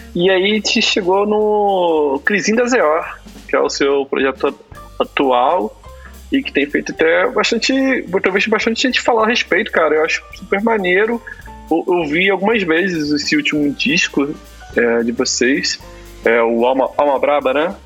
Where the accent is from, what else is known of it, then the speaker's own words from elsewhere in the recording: Rio de Janeiro, Brazil; now in São Paulo, Brazil; sou de Guadalupe